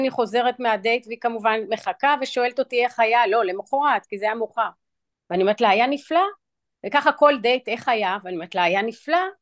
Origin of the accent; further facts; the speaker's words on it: Israel; also born or lived in New York; ואני אציין שאני גדלתי גם בישראל וגם בניו יורק